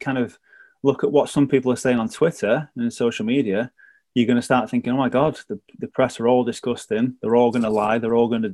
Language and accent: English; Manchester, North West England, United Kingdom; I'm a journalist at ITV Granada Reports, and I'm from Manchester.